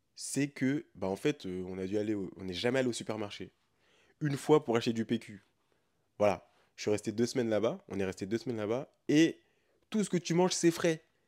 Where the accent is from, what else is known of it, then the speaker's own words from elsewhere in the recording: France; je suis un Français, un Européen, qui est né et a grandi en Europe